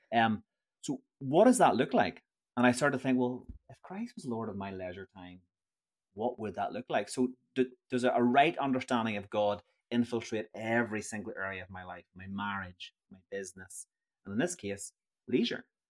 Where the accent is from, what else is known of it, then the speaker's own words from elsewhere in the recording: Northern Ireland, United Kingdom; I'm from Northern Ireland.